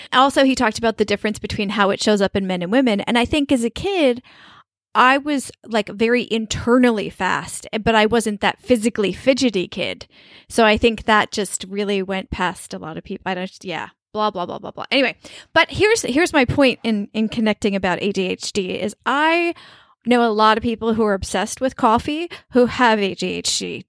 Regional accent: New York, United States; also born or lived in Colombia; growing up in New York

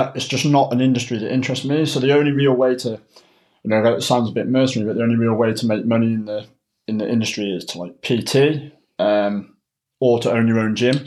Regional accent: Cheltenham, South West England, United Kingdom; moved away as an adult; now in North East England, United Kingdom; I'm originally from Cheltenham, but I moved up to the northeast in 2007 um, to come to university.

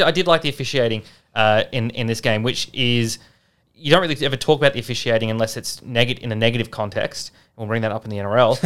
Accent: Australia; as an Australian

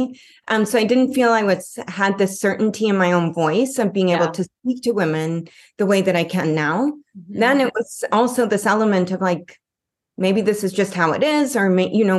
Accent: Canada; moved away as an adult; now in Los Angeles, United States; I'm here in Los Angeles and I'm originally from Canada

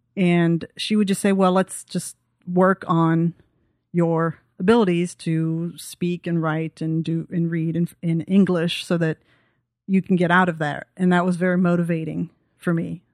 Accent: Texas, United States; also born or lived in Belgium; I'm from Texas

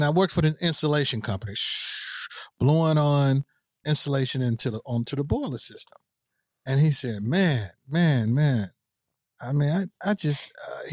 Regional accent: St. Louis, Missouri, United States; I'm from St. Louis, Missouri.

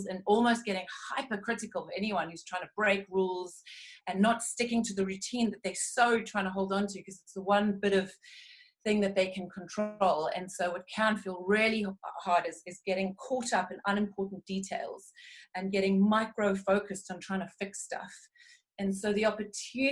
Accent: South Africa; now in United Kingdom; although I'm a British citizen, I hail from South Africa

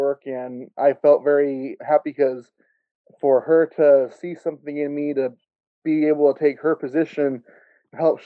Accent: Gustine, California, United States; my hometown here in Gustine

